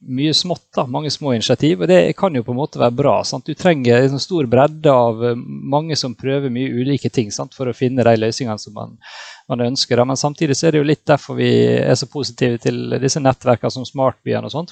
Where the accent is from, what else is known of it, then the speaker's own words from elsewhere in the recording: Ålesund, Møre og Romsdal, Norway; Jeg kommer jo fra Ålesund, som noen kanskje hører, og her er vi glad i ferger